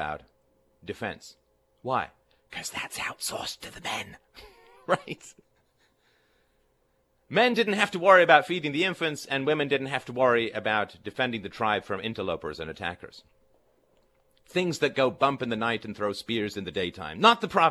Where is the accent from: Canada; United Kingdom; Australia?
United Kingdom; England; when I was growing up in England